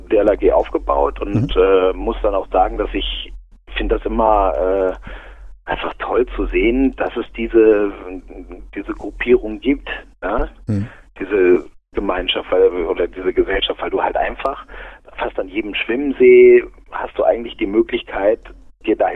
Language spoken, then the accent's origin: German; Aurich, Lower Saxony, Germany; born there; now in Munich, Germany; Also ich lebe in München, ja